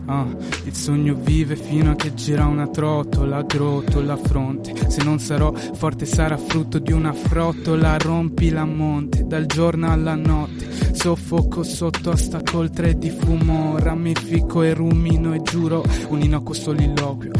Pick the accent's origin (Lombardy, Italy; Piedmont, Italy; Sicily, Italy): Piedmont, Italy; Turin; Io sono di Torino, ho origini da parte di, della famiglia di mio padre sarde e dalla famiglia di mia madre calabresi